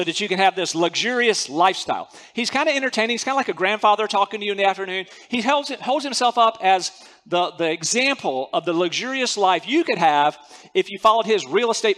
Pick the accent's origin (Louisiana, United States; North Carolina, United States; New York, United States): North Carolina, United States; moved away as an adult; also born or lived in Central Asia; I grew up in North Carolina.